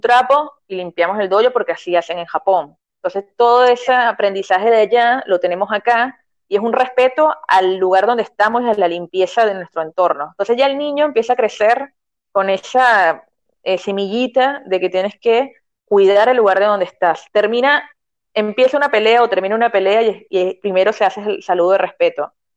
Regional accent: Venezuela; moved away as an adult; now in Argentina

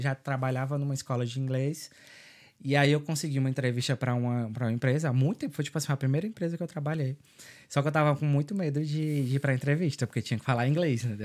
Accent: São Benedito, Ceará, Brazil; moved away as an adult; also born or lived in Sobral, Brazil; now in Dublin, Ireland; Eu sou do interior do Ceará, no São Benedito

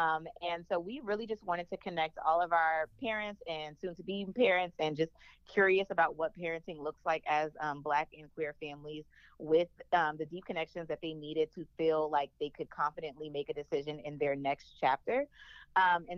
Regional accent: New Orleans, Louisiana, United States; I'm from New Orleans

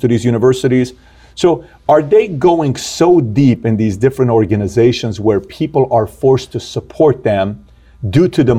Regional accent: Iran; now in United States; I'm here from Iran

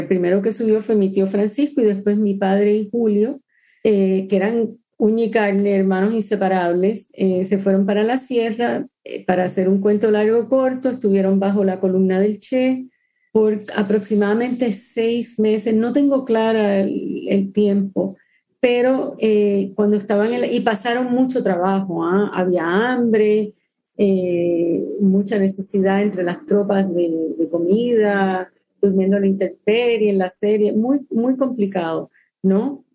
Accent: Mayagüez, Puerto Rico; moved away as an adult; also born or lived in Cuba / Miami / Washington; desde los ocho a los diecisiete, eh, crecí en Mayagüez, Puerto Rico, donde no había cubanos

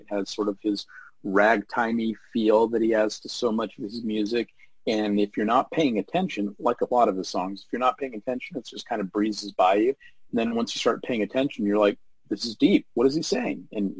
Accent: Huntsville, Alabama, United States; I heard Dr. Demento growing up in Huntsville, Alabama.

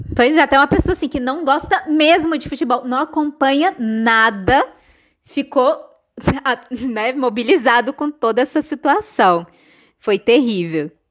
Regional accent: Brasília, Federal District, Brazil; now in Argentina; a gente é de Brasília

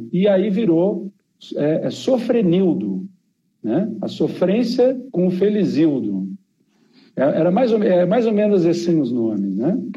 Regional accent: Porto Alegre, Rio Grande do Sul, Brazil; also born or lived in Campinas; Eu cresci, eu morei até os quatro anos em Campinas e depois eu, o resto da minha adolescência e infância foi em Porto Alegre.

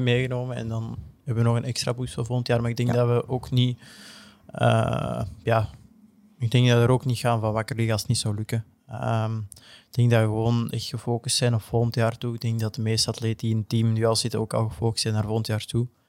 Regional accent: Belgium; ook gewoon als Belg

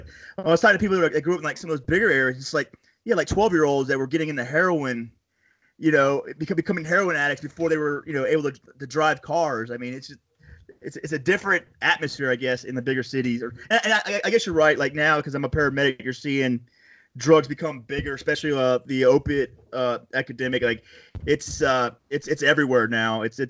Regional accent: Panama City, Florida, United States; I'm from Panama City, Florida, which is like a generic version, like we want to be Southern California, but at the end of the day, we're just Southern Alabama because we're right underneath it.

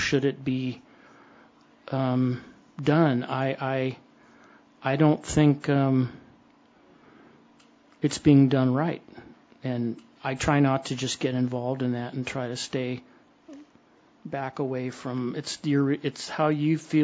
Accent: Modesto, California, United States; My tag says I'm from Roseville, but I'm from Modesto

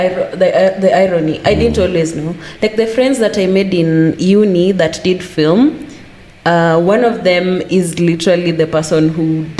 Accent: Kitengala, Kajiado County, Kenya; No, as if Manu was reading that, I'm from Kitengala.

